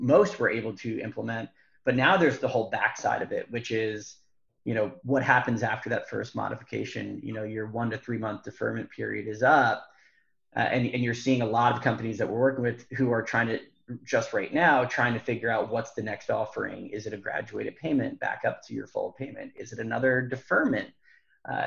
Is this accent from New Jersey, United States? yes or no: yes; New Jersey, United States; moved away; also born or lived in Bay Area, California; We're originally from New Jersey